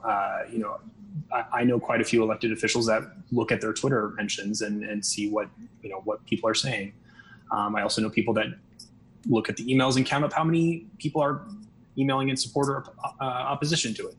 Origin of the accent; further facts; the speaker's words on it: Des Moines, Iowa, United States; moved away as an adult; now in Las Vegas, United States; I'm originally from Des Moines, Iowa, but I've been living here in Nevada for um, just over six years.